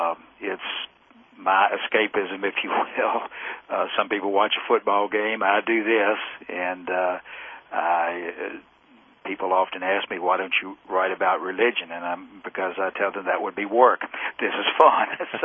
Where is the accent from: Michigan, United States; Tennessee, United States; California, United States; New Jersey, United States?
Tennessee, United States; Memphis; moved away as an adult; also born or lived in Murray, Kentucky; We were in Murray for 9 years, and I'm originally from Memphis, my wife and I both, so we're back home again